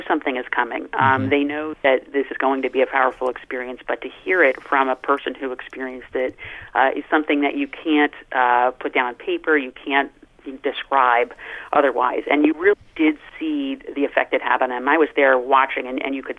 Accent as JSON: {"language": "English", "country": "United States", "said": "We come from America where our Catholicism is of a particular kind"}